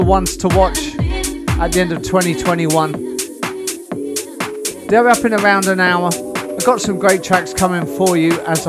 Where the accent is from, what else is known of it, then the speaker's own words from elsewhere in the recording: Portsmouth, South East England, United Kingdom; now in Philippines; back from my hometown in Portsmouth